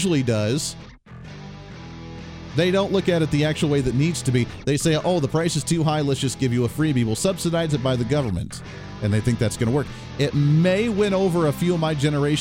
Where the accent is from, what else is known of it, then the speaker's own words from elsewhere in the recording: Ohio, United States; now in Kansas, United States; Ohio State University, where I grew up in Ohio